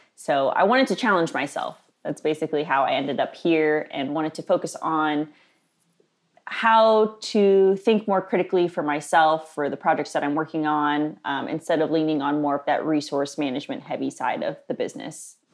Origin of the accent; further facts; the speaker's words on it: Nashville, Tennessee, United States; I grew up here in Nashville in the South